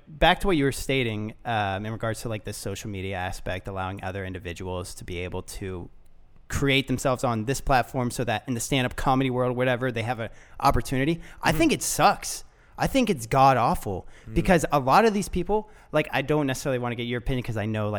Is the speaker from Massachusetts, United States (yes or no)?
no; Florida, United States; And I'm not from Toronto. Mm-hmm. I'm from Florida.